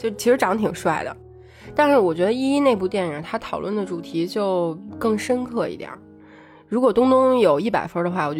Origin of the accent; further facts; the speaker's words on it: North China, China; 虽然我跟…都在北方长大，但是看这部电影其实也勾起了很多很多关于我们童年暑假的回忆。